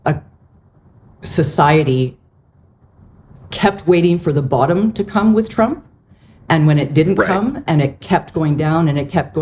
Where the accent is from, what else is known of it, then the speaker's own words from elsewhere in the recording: Canada; as a Canadian